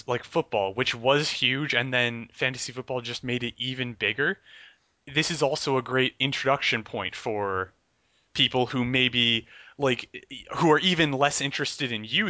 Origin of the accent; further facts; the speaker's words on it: New Jersey, United States; I'm from Central Jersey